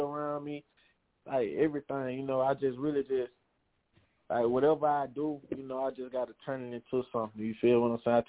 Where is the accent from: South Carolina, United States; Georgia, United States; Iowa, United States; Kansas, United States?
Georgia, United States; Cuthbert; I'm from Cuthbert, Georgia, on the outskirts of Albany, Georgia.